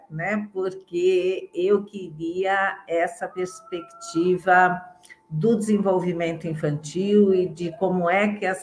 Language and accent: Portuguese; São Paulo, Brazil; born there; eu é, sou de família mineira, mas vivo em São Paulo, né? Nasci em São Paulo